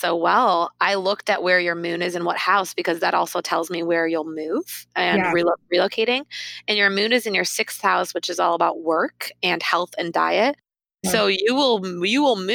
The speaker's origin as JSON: {"language": "English", "town": "Detroit", "region": "Michigan", "country": "United States", "tie": "born or raised there", "moved": "yes"}